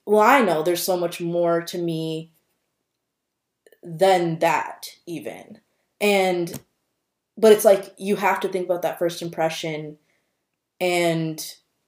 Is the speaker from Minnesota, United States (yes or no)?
yes; Minnesota, United States; me being born and raised in Minnesota